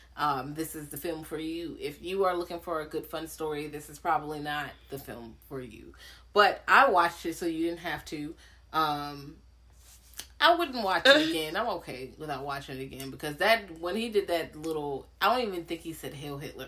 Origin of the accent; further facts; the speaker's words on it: Richmond, Virginia, United States; I'm from Richmond. Like Richmond is pretty black